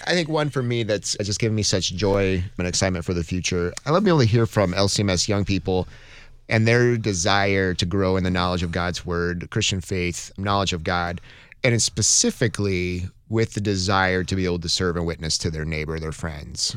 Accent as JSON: {"language": "English", "region": "Montana", "country": "United States", "tie": "born or raised there", "said": "I grew up in Montana"}